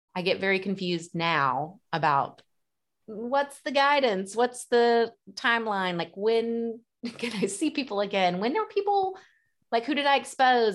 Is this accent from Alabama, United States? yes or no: yes; Dothan, Alabama, United States; now in Nashville, United States; my hometown of Dothan, Alabama